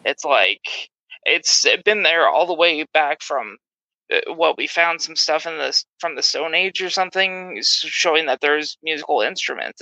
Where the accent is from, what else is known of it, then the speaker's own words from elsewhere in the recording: San Diego, California, United States; now in Sacramento, United States; I'm originally from San Diego, but I'm currently living in Sacramento